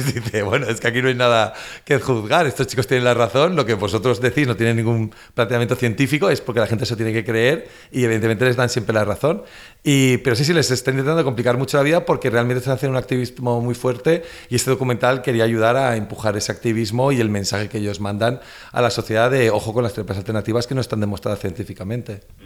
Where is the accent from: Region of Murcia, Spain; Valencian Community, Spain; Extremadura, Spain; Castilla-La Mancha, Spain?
Valencian Community, Spain; yo también soy valenciano